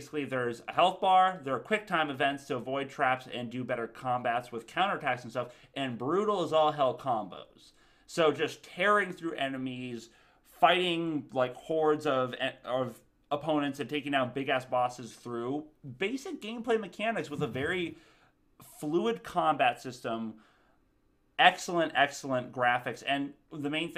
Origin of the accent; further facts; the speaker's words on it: Tallahassee, Florida, United States; I'm from Tallahassee